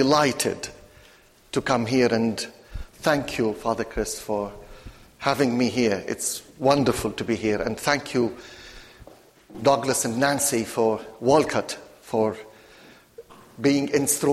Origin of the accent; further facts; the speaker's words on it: Latakia, Latakia Governorate, Syria; moved away; the Protestant church in my hometown, which is Latakia, the Mediterranean port of Syria